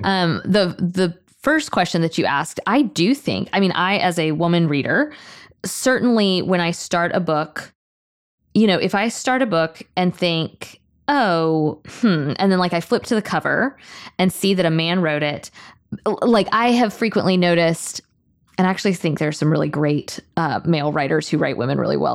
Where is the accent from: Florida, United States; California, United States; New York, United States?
Florida, United States; Tallahassee; moved away as an adult; now in Thomasville, United States; I grew up in Tallahassee. Now I live in Thomasville